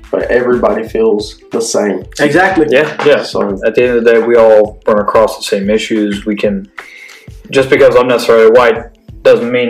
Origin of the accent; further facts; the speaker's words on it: Arizona, United States; I I lived in Arizona all my